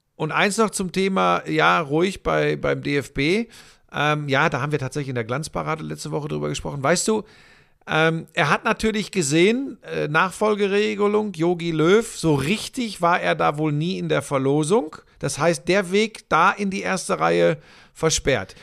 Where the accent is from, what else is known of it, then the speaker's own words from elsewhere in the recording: Ruhr area, North Rhine-Westphalia, Germany; ich bin ein Kind des Ruhrgebiets.